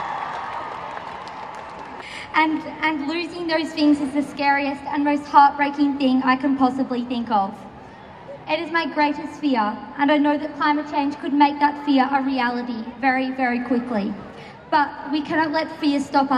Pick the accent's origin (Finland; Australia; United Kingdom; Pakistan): Australia; Castlemaine, Victoria; I'm also from Castlemaine